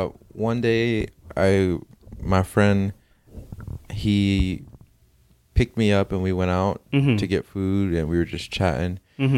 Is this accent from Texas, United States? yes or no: no; New Jersey, United States; now in Los Angeles, United States; I grew up in Jersey.